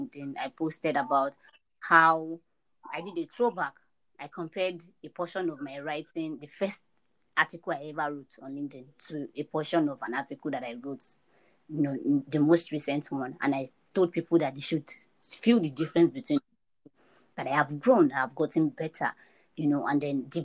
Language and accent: English; Nigeria; I live in Nigeria and I'm a Nigerian